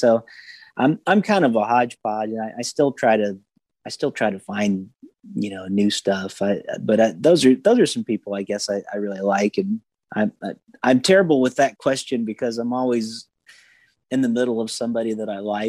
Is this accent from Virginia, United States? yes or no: no; Nashville, Tennessee, United States; also born or lived in Ohio; growing up around the Nashville area